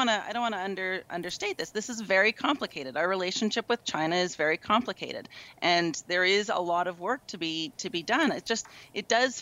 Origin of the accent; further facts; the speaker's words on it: Edmonton, Alberta, Canada; I'm from Edmonton